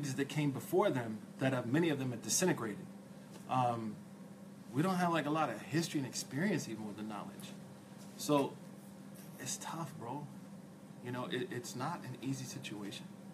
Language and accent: English; Oklahoma, United States; I'm a guy from Oklahoma. I'm from Oklahoma.